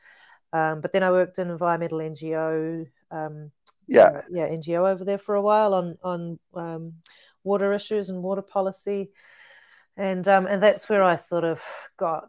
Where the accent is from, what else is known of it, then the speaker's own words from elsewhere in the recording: Whakatane, Bay of Plenty, New Zealand; also born or lived in Tokoroa, New Zealand / Rotorua, New Zealand; I was born in Whakatane, a lot of my growing up there, and also in Tokoroa and Rotorua.